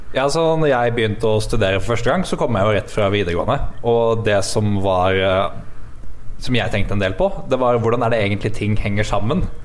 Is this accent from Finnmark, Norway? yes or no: no; Hamar, Innlandet, Norway; jeg er jo faktisk fra Hamar